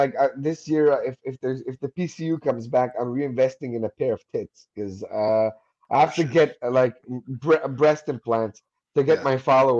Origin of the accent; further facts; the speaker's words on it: Vancouver, British Columbia, Canada; Yeah, man, I'm from Vancouver. I got a green card.